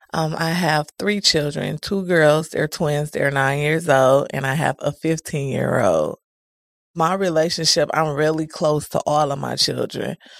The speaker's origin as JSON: {"language": "English", "town": "Milwaukee", "region": "Wisconsin", "country": "United States", "tie": "born or raised there", "said": "I'm from Milwaukee, Wisconsin, never resided anywhere else. I was raised by both of my grandmas and my mom."}